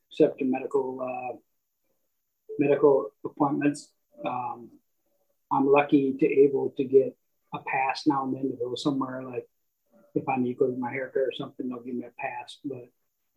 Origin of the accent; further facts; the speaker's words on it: Dallas, Texas, United States; also born or lived in Michigan; now in Elk Grove Village, United States; I'm from Texas, Dallas, Texas